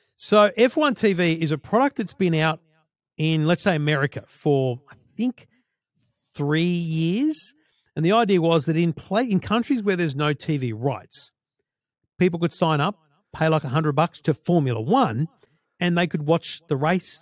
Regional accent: Australia; we're Australian

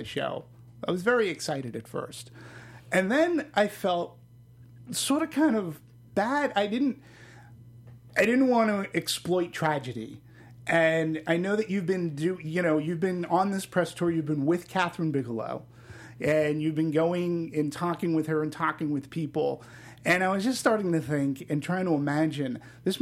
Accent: Boston, Massachusetts, United States; My hometown.

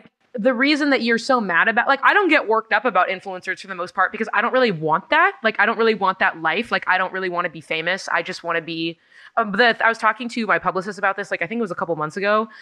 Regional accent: Los Angeles, California, United States; my hometown's

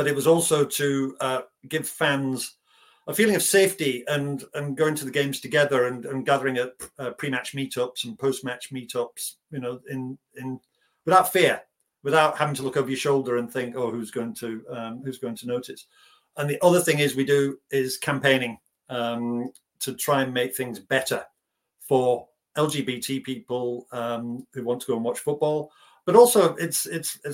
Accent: North Lancashire, North West England, United Kingdom; also born or lived in Northern Ireland; I was born in Northern Ireland, of all places, and then was raised in North Lancashire.

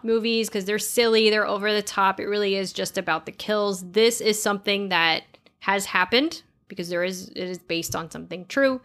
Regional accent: Florida, United States; we are from Florida

